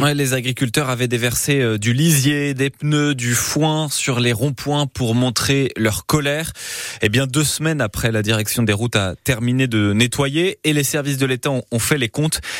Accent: Dordogne, Nouvelle-Aquitaine, France; chez nous en Dordogne

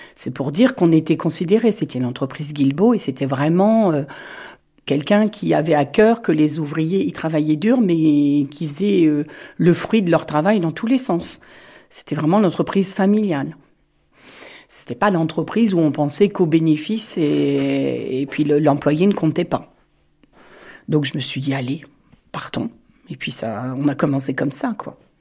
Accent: Touraine, Centre-Val de Loire, France; moved away as an adult; also born or lived in Montoire-sur-le-Loir; Je suis née en Touraine et je suis arrivée en 1980 sur la région de Montoire

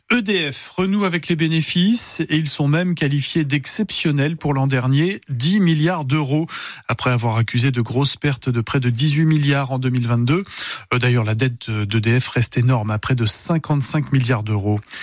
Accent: Moselle, Grand Est, France; chez nous en Moselle

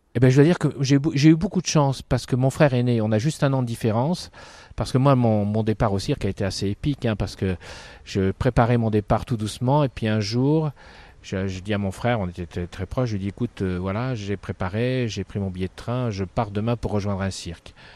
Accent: Dunkirk, Hauts-de-France, France; also born or lived in Lille / Paris; now in Amiens, France; J'ai grandi à Dunkerque.

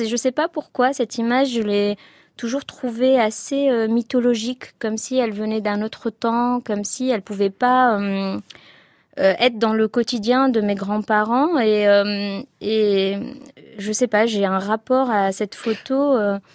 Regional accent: Tunisia; j'ai aimé hein, mon enfance en Tunisie

